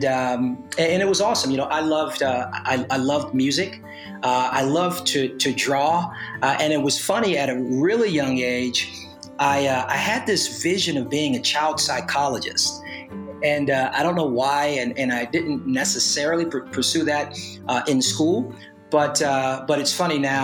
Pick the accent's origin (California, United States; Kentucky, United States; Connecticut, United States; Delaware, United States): California, United States; Los Angeles; also born or lived in Oakland, California; I was born in Oakland, California, but was raised in Los Angeles